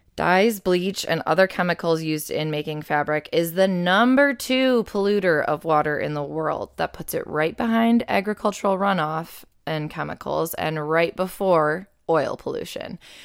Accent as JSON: {"language": "English", "town": "Buffalo", "region": "New York", "country": "United States", "tie": "born or raised there", "said": "growing up in Buffalo has meant that it's been snowy and very cold for several Halloweens"}